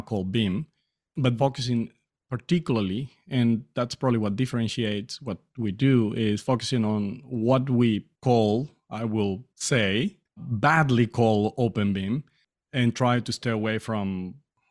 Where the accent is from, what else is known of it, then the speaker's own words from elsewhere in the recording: Colombia; first language Spanish; English is a second language; moved away as an adult; now in Australia; I'm from South America in Colombia